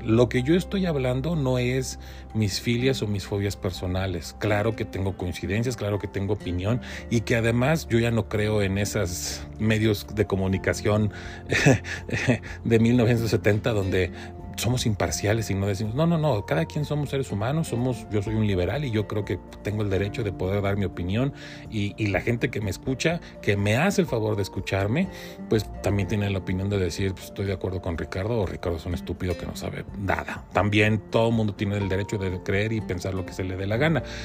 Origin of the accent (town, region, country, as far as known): Mexico